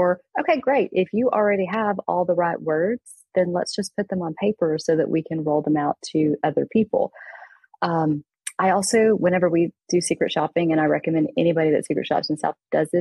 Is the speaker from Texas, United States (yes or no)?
yes; East Texas, United States; I grew up in East Texas